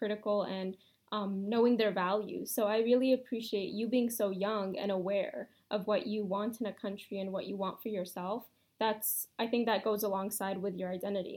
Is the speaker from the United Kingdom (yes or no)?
no; Canada; growing up Pakistani in Canada in a Western society